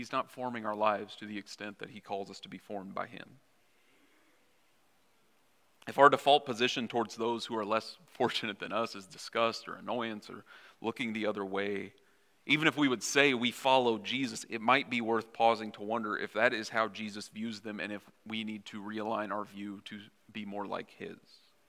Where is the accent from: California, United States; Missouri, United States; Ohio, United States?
Missouri, United States; now in Minnesota, United States; I haven't tried to sound less like I'm from Missouri, but the longer I don't live in Missouri, I can't help but sound different, if that makes sense.